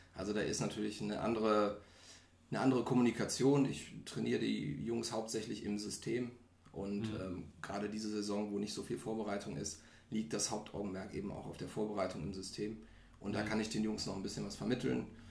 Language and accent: German; Solingen, North Rhine-Westphalia, Germany; komme aus Solingen, also auch hier um die Ecke